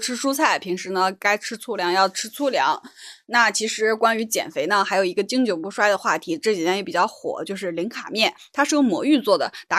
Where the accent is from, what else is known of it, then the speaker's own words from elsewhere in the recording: Northeast China, China; 主要咱们从小是吃东北米长大的，很香。